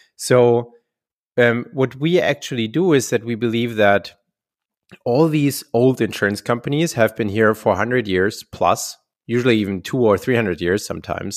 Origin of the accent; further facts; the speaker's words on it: Heidelberg, Baden-Württemberg, Germany; my, my hometown, where Getafe is also based, Heidelberg, a very beautiful, uh, old city in, in, in, in Germany